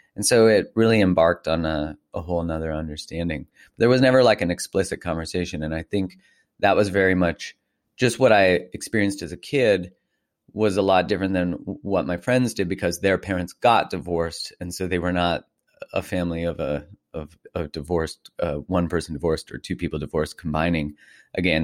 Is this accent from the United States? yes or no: no; Calgary, Alberta, Canada; I grew up in Calgary, in Canada, just north of Montana